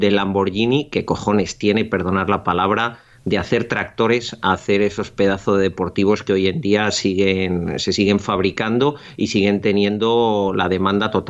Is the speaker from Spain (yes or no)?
yes; Spain; nadie les va a hacer nunca una película porque somos españoles y nos tenemos envidia nosotros mismos por pura genética.